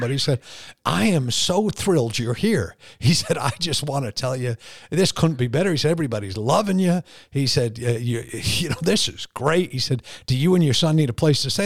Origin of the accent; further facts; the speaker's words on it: United States; accent: Northeast New York, Connecticut; crazy Northeast New York, Connecticut accent